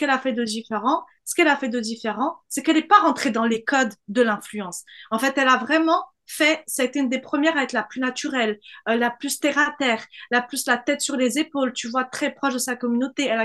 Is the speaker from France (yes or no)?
yes; southern France, France; il faut que je cache le fait que je viens du Sud pour me faire accepter par la scène parisienne